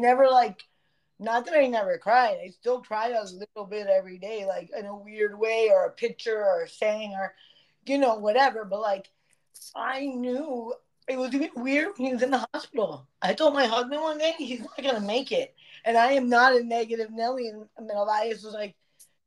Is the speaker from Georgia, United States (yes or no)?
no; Broward, Florida, United States; the park where we grew up in Broward